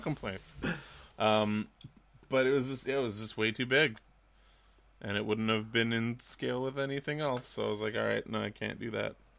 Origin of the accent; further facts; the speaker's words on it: Vancouver, British Columbia, Canada; I'm from Vancouver.